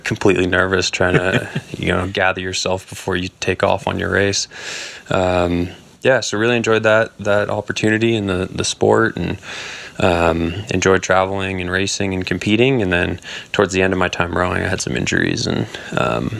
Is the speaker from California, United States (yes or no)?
yes; Marin County, California, United States; I grew up in Marin County, California